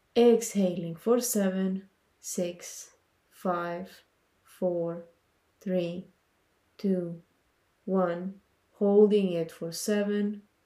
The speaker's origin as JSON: {"language": "English", "country": "Panama", "said": "I'm a Latina from Panama"}